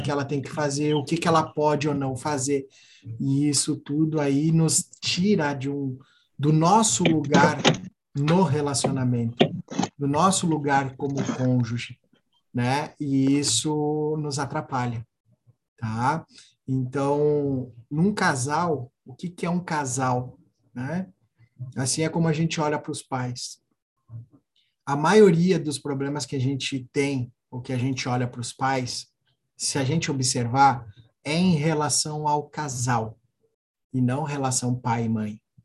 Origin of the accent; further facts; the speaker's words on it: Alegrete, Rio Grande do Sul, Brazil; moved away; eu sou gaúcho, né? do Alegrete, então sou da fronteira oeste